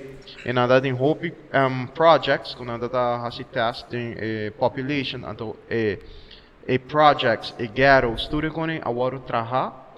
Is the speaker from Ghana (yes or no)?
no; Aruba; I was born and raised. This is my island. This is my safe haven.